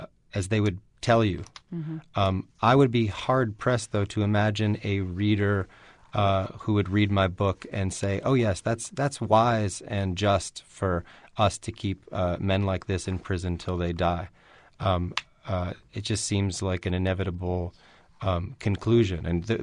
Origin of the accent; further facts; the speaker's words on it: New York City, New York, United States; You know, I grew up in New York City, and you know, you mistake where you're from for the world, especially if you're from New York.